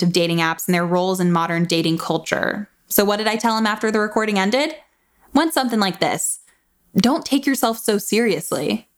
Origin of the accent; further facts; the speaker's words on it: Tallahassee, Florida, United States; moved away; where I grew up in Tallahassee, Florida.